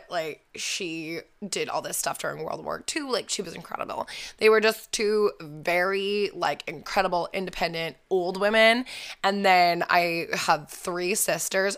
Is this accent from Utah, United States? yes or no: no; Falls Church, Virginia, United States; I grew up outside of Washington, D C, in a small little town called Falls Church